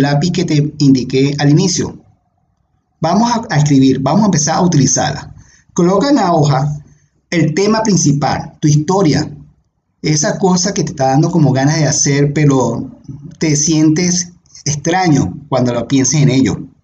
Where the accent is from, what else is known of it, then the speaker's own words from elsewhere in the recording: Venezuela; moved away as an adult; also born or lived in Panama City, Panama; me tenía obviamente atado a mi bello país, a mi bella Venezuela.